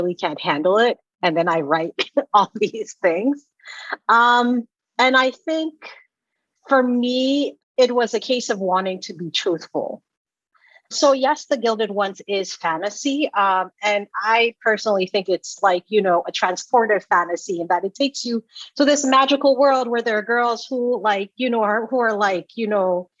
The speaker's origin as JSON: {"language": "English", "country": "Sierra Leone", "tie": "born or raised there", "also_born_or_lived": "Georgia, United States", "moved": "yes", "said": "When I was growing up in Sierra Leone, like my dad was an avid reader"}